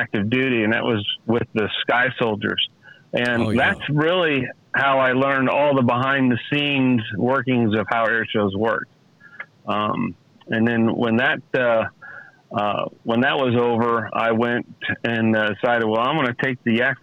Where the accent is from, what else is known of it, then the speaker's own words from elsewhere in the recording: Cape Girardeau, Missouri, United States; Cape Girardeau, Missouri was my hometown